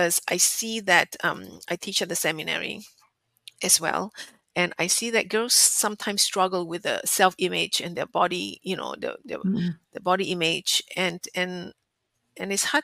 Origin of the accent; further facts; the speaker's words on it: Singapore; moved away; growing up in Asia, especially in Singapore, where food is a national pastime